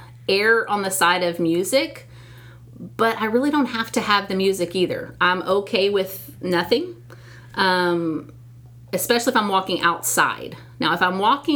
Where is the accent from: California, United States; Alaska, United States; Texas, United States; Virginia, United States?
Texas, United States; I'm a Texan all the way. I'm born and raised here